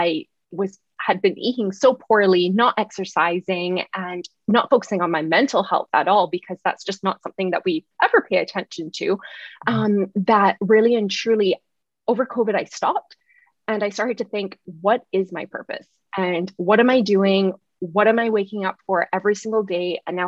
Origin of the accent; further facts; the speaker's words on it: Barbados; also born or lived in Oakville / Waterloo, Canada; So even though it does sound a little Canadian, I'm actually from Barbados. I did spend about 10 years living in Canada in Oakville and Waterloo.